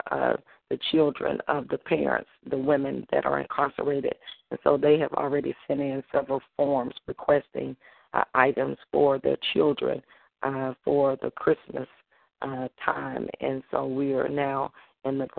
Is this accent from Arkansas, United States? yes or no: yes; Holly Grove, Arkansas, United States; now in Memphis, United States; I'll be in my hometown in Holly Grove, Arkansas